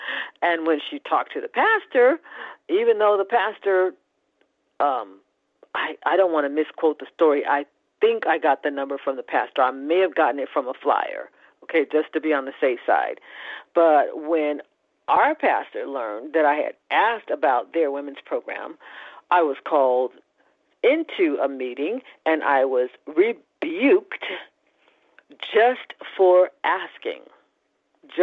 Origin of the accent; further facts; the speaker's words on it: California, United States; I came from California, which in their own way, the Californians were even more open and friendly.